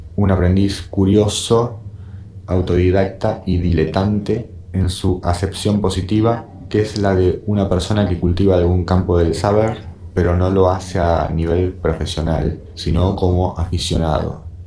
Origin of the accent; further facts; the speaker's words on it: Argentina; also born or lived in Bahía Blanca / Buenos Aires; Siendo argentino